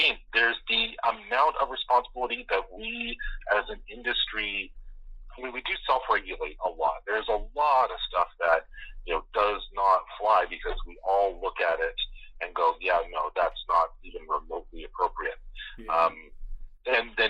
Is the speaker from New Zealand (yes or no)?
no; the Maritimes, Canada; I grew up in Maritime, so for me it was CBC, ATV, CTV, and when the weather was bad, whatever we could get out of Bangor, Maine